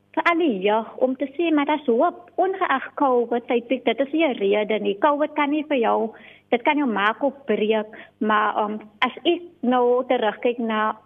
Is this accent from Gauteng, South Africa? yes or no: no; Riverlands, Western Cape, South Africa; Ek is gebore in Rawelens en ek het daar ook groot geword